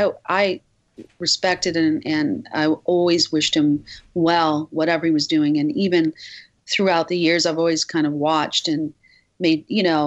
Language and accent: English; Midwest, United States; I grew up in the Midwest, and it was just, I think the energy would have been too much for, I had a house, and I, you know, deer would go in my backyard